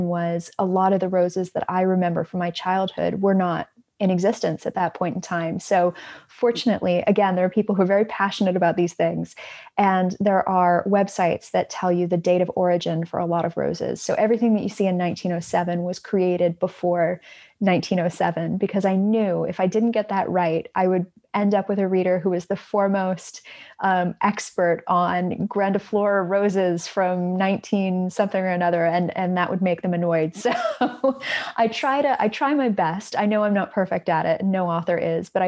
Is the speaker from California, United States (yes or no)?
yes; Los Angeles, California, United States; I grew up in Southern California in Los Angeles